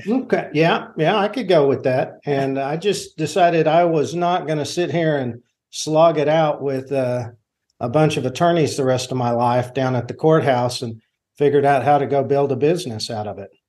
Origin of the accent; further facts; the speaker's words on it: Enid, Oklahoma, United States; also born or lived in Washington; I grew up here in Enid, and it's, so it's my hometown